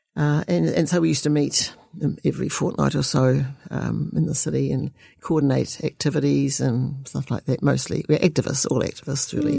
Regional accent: Dunedin, Otago, New Zealand; I was born and bred in Dunedin.

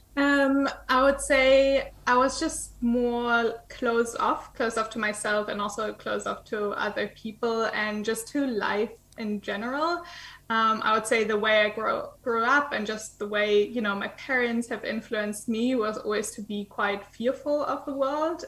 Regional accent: eastern Germany, Germany; moved away; I was born in Eastern Germany

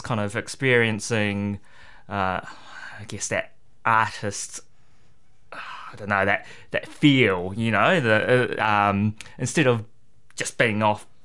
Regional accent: Rotorua, Bay of Plenty, New Zealand; moved away as an adult; also born or lived in Singapore; now in Hamilton, New Zealand; I grew up in Rotorua and went overseas to study finance in Singapore

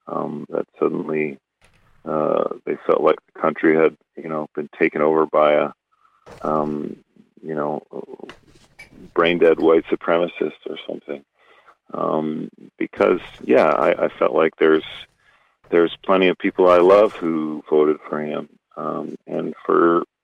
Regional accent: Canada; Canadian culture is different. Our politics tends to be more polite.

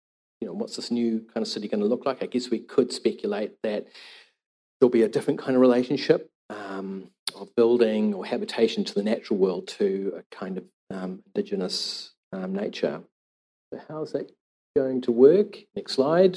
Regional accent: Auckland, New Zealand; I'm from Tamaki and grew up in Titirangi, in the Manukau Harbour

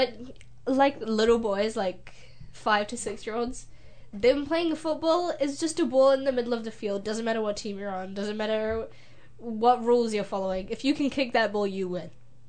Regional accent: New Zealand; I'm from New Zealand

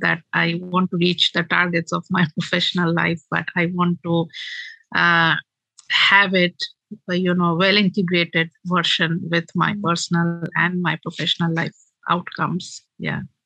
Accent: Kolkata, West Bengal, India; moved away as an adult; now in New Zealand; I was born and brought up in Kolkata, which is the eastern metropolitan city of India

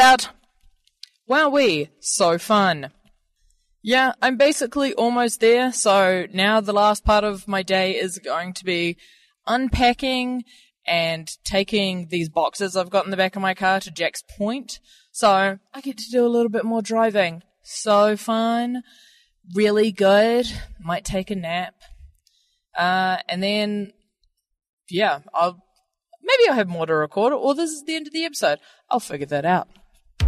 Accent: Dunedin, Otago, New Zealand; I am from Dunedin, born and bred.

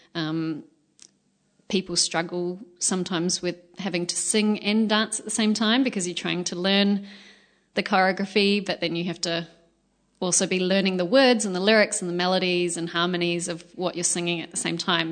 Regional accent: Australia; moved away as an adult; now in New Zealand; My high school, um, I'm from Australia, and my high school was

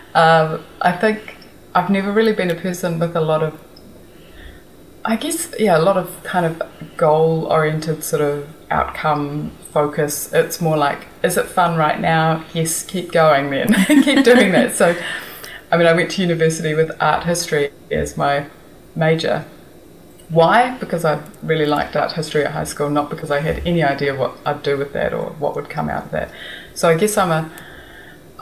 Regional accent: Wellington, New Zealand; also born or lived in California, United States / Auckland, New Zealand / Korea; I was born in Wellington and I lived here till I was five in Karori.

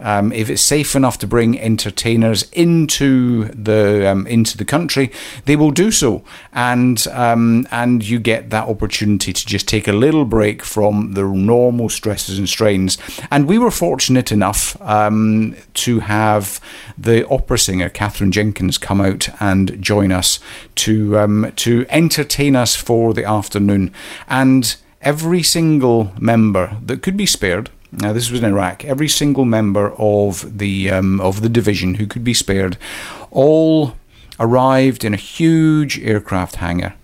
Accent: Scotland, United Kingdom; moved away as an adult; also born or lived in Canada; I was born uh, in Scotland, a wee village

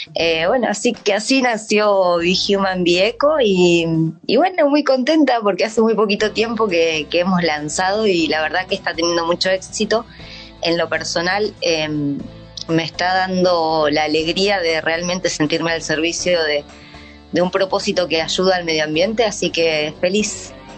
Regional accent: Argentina; moved away as an adult; now in New Zealand; soy argentina

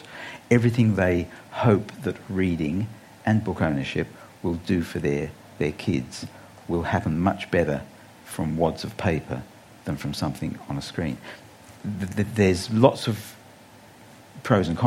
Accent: England, United Kingdom; now in Australia; I grew up in England on the BBC radio

